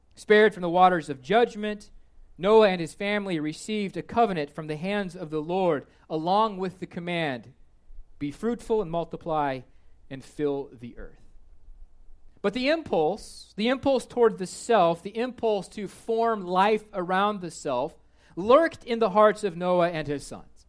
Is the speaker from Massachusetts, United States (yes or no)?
no; Kansas, United States; I am from Kansas